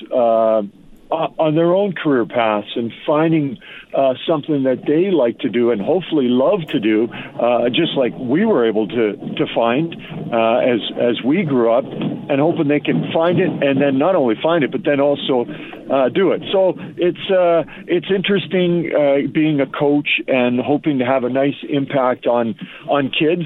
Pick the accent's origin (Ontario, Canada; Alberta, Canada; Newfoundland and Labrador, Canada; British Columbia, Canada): Alberta, Canada; Edmonton; I've been lucky enough to cover the NHL in my hometown